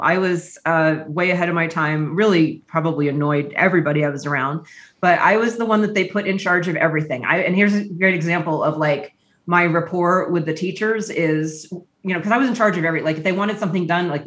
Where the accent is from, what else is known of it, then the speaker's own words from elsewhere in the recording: Auburn, Massachusetts, United States; I grew up in Auburn, Massachusetts, which is right outside of Worcester